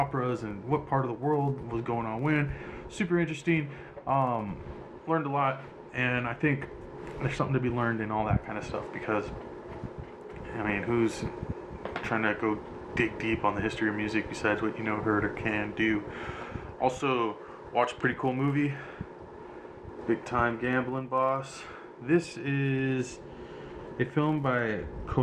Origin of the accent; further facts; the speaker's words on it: United States; I'm from America